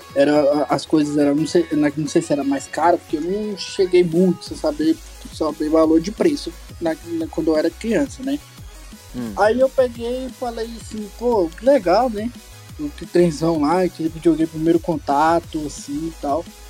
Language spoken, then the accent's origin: Portuguese; Goiânia, Goiás, Brazil; sou de Goiânia, Goiás